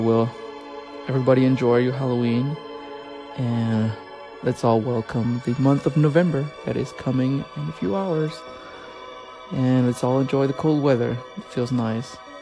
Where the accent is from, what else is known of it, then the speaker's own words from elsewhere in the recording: Dijon, Bourgogne-Franche-Comté, France; moved away as an adult; now in Oklahoma, United States; I am originally from France, from the region of Burgundy, from Dijon, precisely